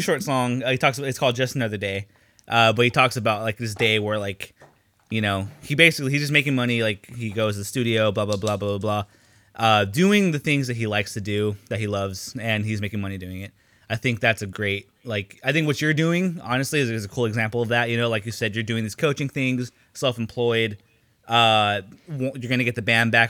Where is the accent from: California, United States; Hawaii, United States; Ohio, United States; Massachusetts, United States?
California, United States; Long Beach; growing up in Long Beach Unified